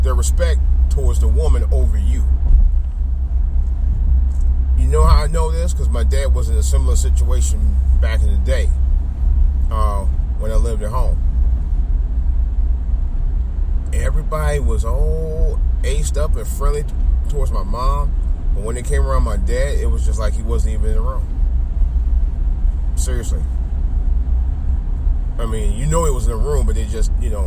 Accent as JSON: {"language": "English", "country": "United States", "said": "it's always a stigma attached to us as Black American males"}